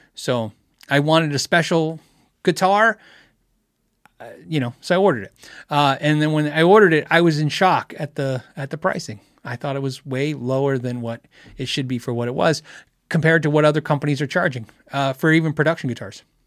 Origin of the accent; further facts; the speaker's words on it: United States; also born or lived in Phoenix, Arizona; As an American, as a person who lives in, in Phoenix, Arizona